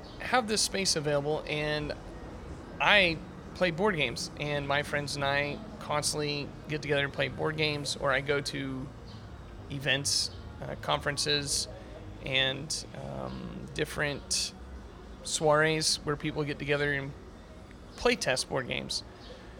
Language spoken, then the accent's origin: English; Oklahoma, United States; now in Tennessee, United States; I'm not originally from Tennessee. I'm from Oklahoma